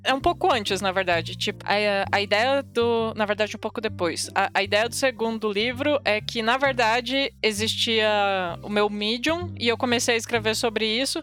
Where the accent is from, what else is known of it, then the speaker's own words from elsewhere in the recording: interior of Paraná, Brazil; moved away as an adult; now in São Paulo, Brazil; Eu sou, eu sou do interior do Paraná